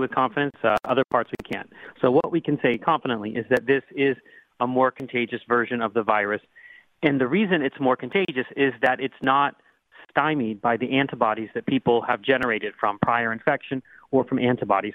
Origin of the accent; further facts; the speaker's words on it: Pittsburgh, Pennsylvania, United States; also born or lived in Butler, Pennsylvania; I grew up in the Pittsburgh area. I live and practice in the Pittsburgh area